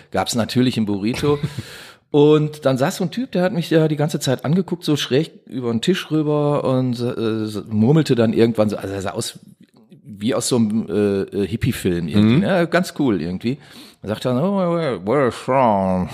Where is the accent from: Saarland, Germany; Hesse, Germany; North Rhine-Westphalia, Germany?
North Rhine-Westphalia, Germany; Duisburg; Bin ja Duisburger Jugend, bin hier geboren, erst in Meidrich aufgewachsen